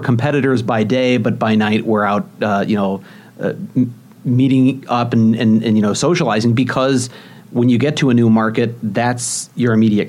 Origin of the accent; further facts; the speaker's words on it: St. Louis, Missouri, United States; moved away; also born or lived in Des Moines / Kansas City; I've moved around many times in the business, mostly in the Midwest, well, pretty much all in the Midwest. I mean, I grew up in St. Louis. I lived in Des Moines, Kansas City. I'm here now.